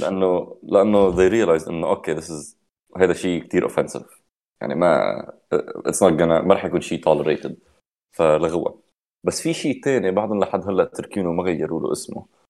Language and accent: Arabic; Lebanon; عنا لك بس تكون بلبنان